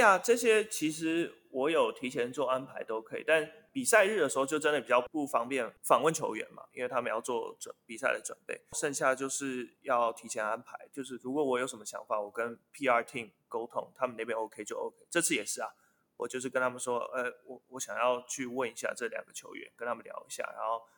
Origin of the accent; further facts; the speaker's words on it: Taiwan; moved away as an adult; now in United States; 在我，我的家乡打球